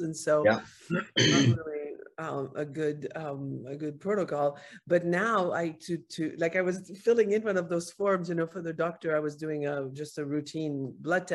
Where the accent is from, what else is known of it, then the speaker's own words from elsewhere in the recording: Paris, Île-de-France, France; moved away as an adult; now in United States; I'm from France, Paris. I escaped a little bit in my early 20s. I had come to the States when I was 18